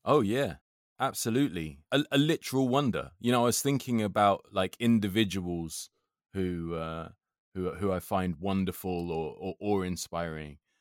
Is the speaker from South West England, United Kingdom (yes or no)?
no; London, United Kingdom; I love being from London, but I love it because I feel that it makes me outward looking, not inward looking. because when I was twelve, I prided myself on being able to swear in, in up to twenty, twenty-five different languages just from going to school in Brent